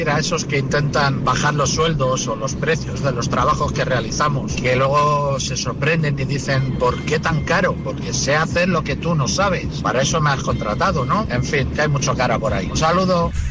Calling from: Valencia, Valencian Community, Spain; Hola, quiseros. Eh … de Valencia.

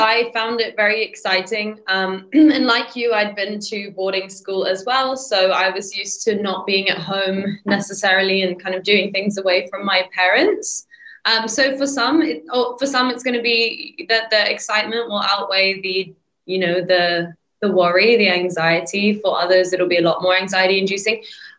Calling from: England, United Kingdom; I'm joining you from England, so I'm actually a little bit cold

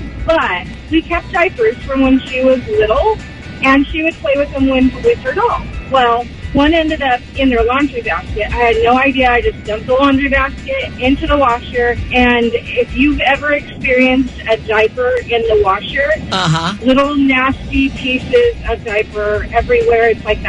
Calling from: Belmont, California, United States; I'm calling from Belmont.

